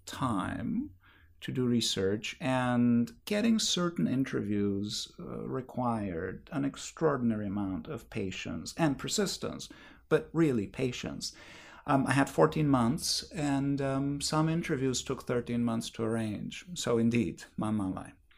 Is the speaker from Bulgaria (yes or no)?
yes; Bulgaria; moved away; I grew up in Bulgaria where we like hot food.